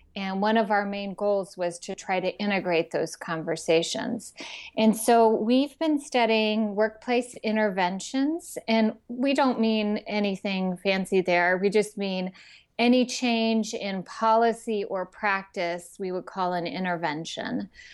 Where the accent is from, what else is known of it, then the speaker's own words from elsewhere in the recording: Texas, United States; when I was a teenager growing up in Texas